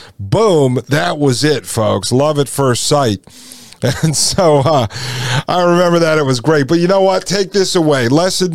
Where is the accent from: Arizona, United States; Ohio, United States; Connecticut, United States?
Connecticut, United States; also born or lived in Nashville, Tennessee; now in Frederick, United States; I grew up in Connecticut